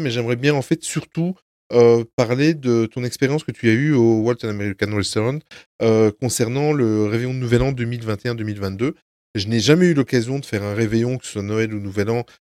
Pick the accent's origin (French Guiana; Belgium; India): Belgium; on est belges tous les quatre